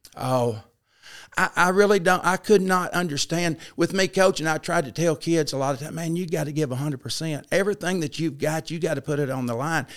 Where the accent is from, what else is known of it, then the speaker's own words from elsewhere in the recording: Paragould, Arkansas, United States; also born or lived in Flint, Michigan; I grew up in Paragould, so I, I'm fifty-nine years old, and I was born in Flint, Michigan, but we moved here shortly thereafter